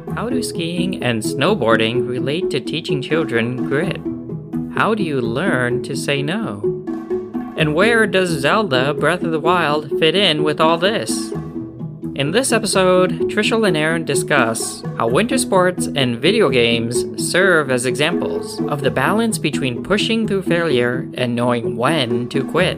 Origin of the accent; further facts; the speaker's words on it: upstate New York, United States; I grew up in the Northeast in New York specifically, and it was outside of the city. So we, we call it upstate New York.